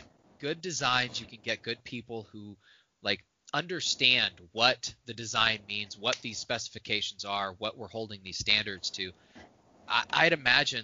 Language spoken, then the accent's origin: English; Plymouth, Indiana, United States; moved away; I grew up in Plymouth, Indiana